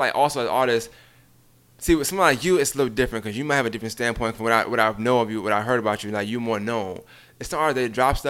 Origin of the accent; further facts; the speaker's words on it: New York City, New York, United States; now in Augusta, United States; I'm from Brooklyn.